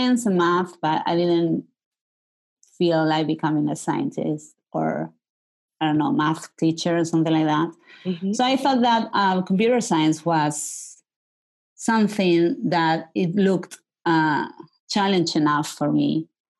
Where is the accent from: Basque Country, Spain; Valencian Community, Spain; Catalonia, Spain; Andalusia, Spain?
Andalusia, Spain; Marbella; moved away as an adult; also born or lived in Berkeley, California; I grew up in the south of Spain, in Malaga, in a town that is called Marbella